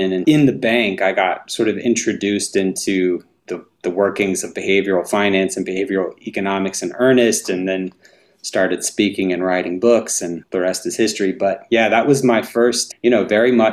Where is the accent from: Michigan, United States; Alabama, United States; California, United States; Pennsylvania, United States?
Alabama, United States; North; I grew up in North Alabama